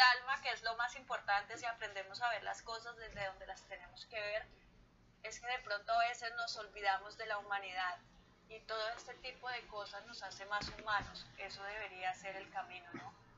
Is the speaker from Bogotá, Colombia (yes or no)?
no; Villavicencio, Meta, Colombia; yo soy llanera